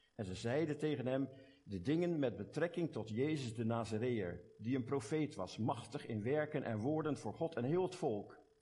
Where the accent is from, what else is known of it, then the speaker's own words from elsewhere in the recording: Delft, South Holland, Netherlands; accent: Hollands; moved away as an adult; now in Belgium; ik heb mijn Hollands accent nooit kunnen afleren. Ik kom oorspronkelijk van Delft.